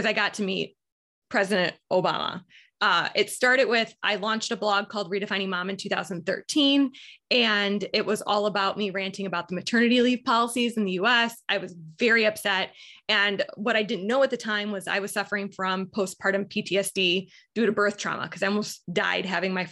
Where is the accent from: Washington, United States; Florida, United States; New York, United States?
New York, United States; Buffalo; I am born and raised in Buffalo, New York. I still live here